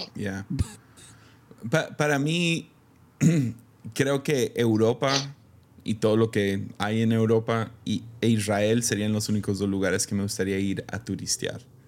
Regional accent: Mexico; como mexicano

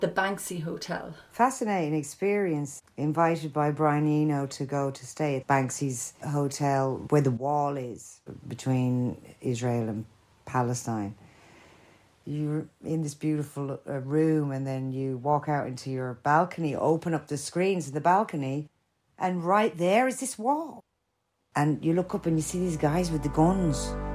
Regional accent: Ireland; now in London, United Kingdom; I'm Irish

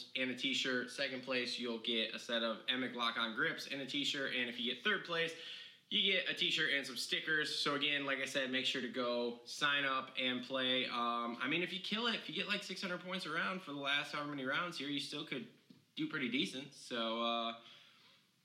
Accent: Redbud, Michigan, United States; from Redbud, my hometown

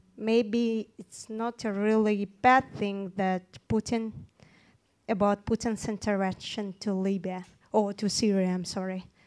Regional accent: Turkmenistan; moved away; I'm from Turkmenistan

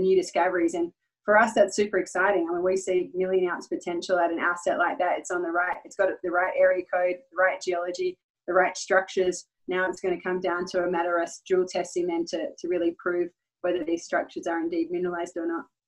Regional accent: Perth, Western Australia, Australia; moved away as an adult; now in Nevada, United States; I'm, I'm originally from Perth, Western Australia. I've resided in the US for uh, the past five years.

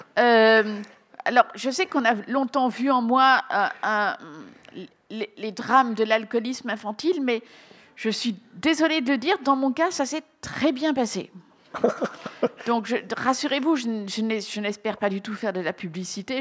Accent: Belgium

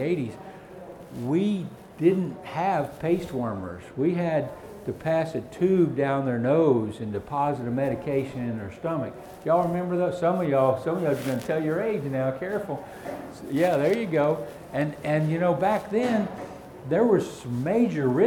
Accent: the South, United States; I'm from the South, can you tell? We don't have cold in the South

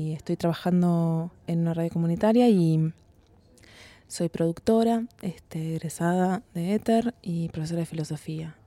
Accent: Uruguay; moved away as an adult; now in Argentina; soy uruguaya, vivo en Argentina hace cinco años

